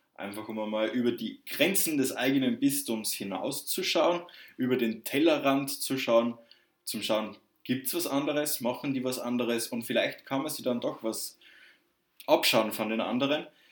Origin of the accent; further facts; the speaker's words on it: Southern Germany, Germany; accent: southern; ich komme aus dem Süden. Das hört man vielleicht ein bisschen an meiner sprachlichen Färbung.